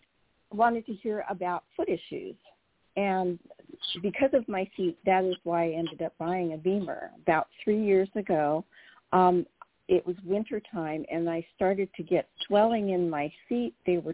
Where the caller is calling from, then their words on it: California, United States; I'm calling from the Central Coast.